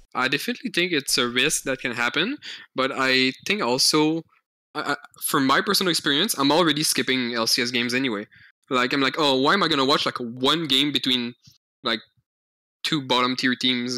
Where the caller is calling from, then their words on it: Montreal, Quebec, Canada; I'm calling from Montreal, Canada